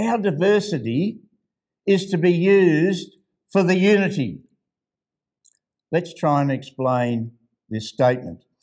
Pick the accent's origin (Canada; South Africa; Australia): Australia; Ballarat, Victoria; Ballarat, that's my hometown